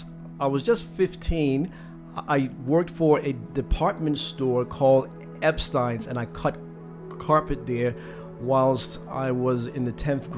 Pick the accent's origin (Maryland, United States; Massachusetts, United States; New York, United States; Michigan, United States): Maryland, United States; Baltimore; moved away as an adult; also born or lived in Trinidad and Tobago; now in Australia; Yes, so I'm from Baltimore, which is 30 minutes northeast of Washington, D.C. I was born and bred there, yeah.